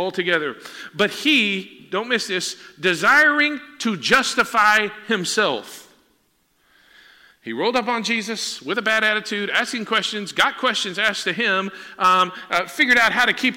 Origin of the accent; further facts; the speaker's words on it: Huntsville, Texas, United States; my mom's car on Normal Park in Huntsville, Texas, my hometown